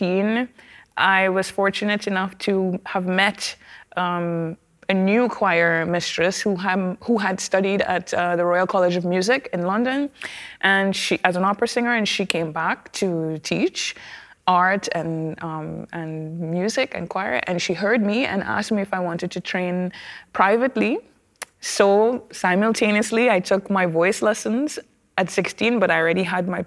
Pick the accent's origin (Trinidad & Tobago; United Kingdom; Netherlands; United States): Trinidad & Tobago; I come from Trinidad and Tobago, and our culture is enriched